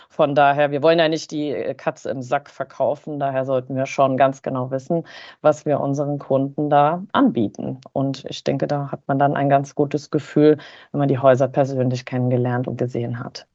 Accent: Harz, Germany; im Harz, in meiner Heimat

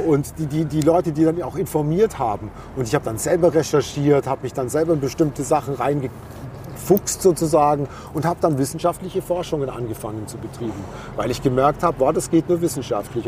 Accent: Bavaria, Germany; ich komme aus Bayern

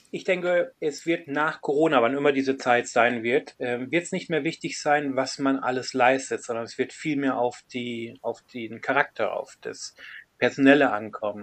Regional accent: Germany; now in United Kingdom; als Deutscher in, in einem anderen Land

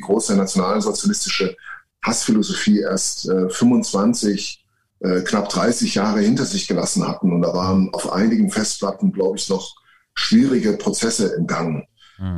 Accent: near Leipzig, Saxony, Germany; ich bin in der Nähe von Leipzig geboren

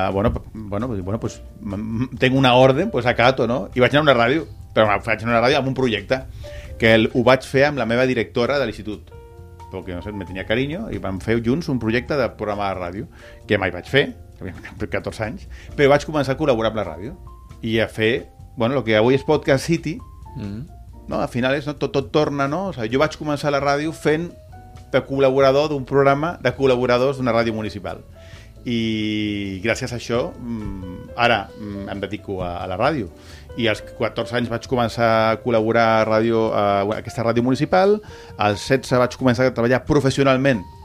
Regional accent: Canary Islands, Spain; also born or lived in Barcelona; now in Tarragona, Spain; jo, jo he crescut a Canàries. Mm -hmm. He crescut a Canàries

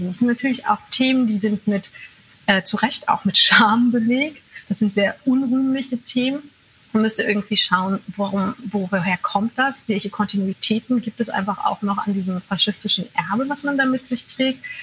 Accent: East Germany, Germany; Ich bin in Ostdeutschland aufgewachsen, ich bin Ostdeutsche, ich kenne diese Leute.

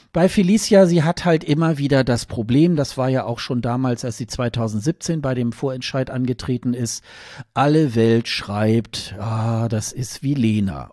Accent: Germany; als Deutsche

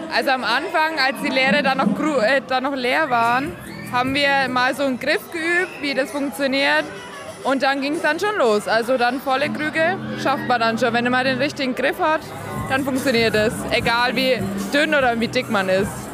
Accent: Ludwigsstadt, Bavaria, Germany; ich komme aus dem Landkreis Kronach. Aus Ludwigstadt

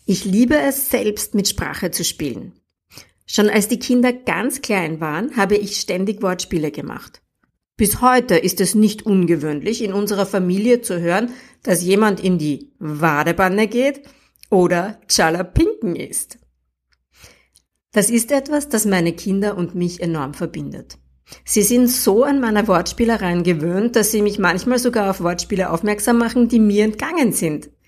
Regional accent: Upper Austria, Austria; Ich bin in Oberösterreich aufgewachsen. 19 Jahre meines Lebens habe ich praktisch nur Dialekt gesprochen.

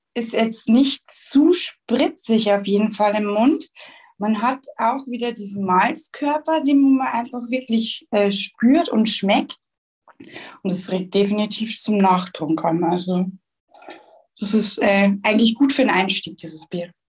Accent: Schwandorf, Bavaria, Germany; ich komme ja aus dem Landkreis Schwandorf oder besser gesagt, ich wohne in Schwandorf

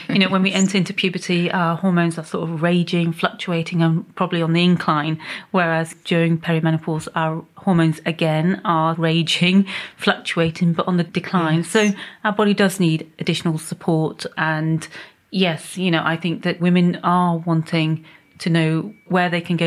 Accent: Pakistan; moved away; My background is that I'm originally from Pakistan

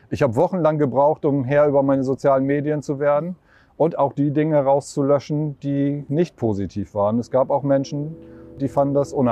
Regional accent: Germany; accent: Low German; first language Low German; Meine Muttersprache ist Plattdeutsch.

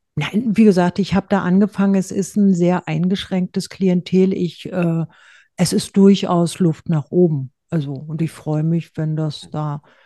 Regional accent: Berlin, Germany; accent: Berliner Schnauze; also born or lived in Rheinhessen; now in Erbes-Büdesheim, Germany; ich grüße in meiner Heimat Rheinhessen mit Berliner Schnauze

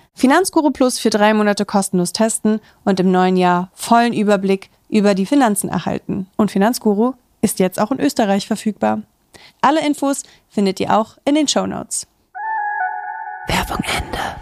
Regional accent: Kaiserslautern, Rhineland-Palatinate, Germany; now in Berlin, Germany; in Kaiserslautern, wo ich herkomme

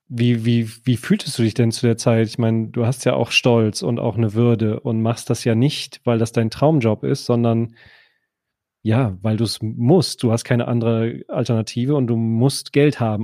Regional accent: Düsseldorf, North Rhine-Westphalia, Germany; ich darf das ja als gebürtiger Düsseldorfer

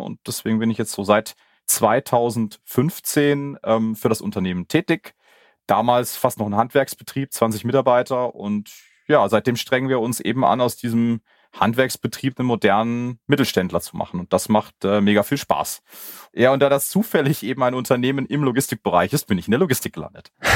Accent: Karlsruhe, Baden-Württemberg, Germany; now in Munich, Germany; ich komme gebürtig aus Karlsruhe

